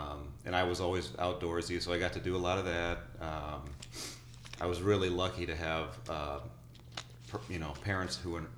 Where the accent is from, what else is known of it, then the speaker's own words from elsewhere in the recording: Wildwood, Missouri, United States; I grew up in St. Louis, St. Louis area in Wildwood